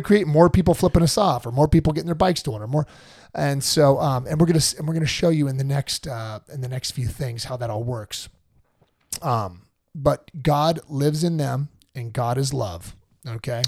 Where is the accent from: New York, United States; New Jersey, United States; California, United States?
California, United States; I'm a Californian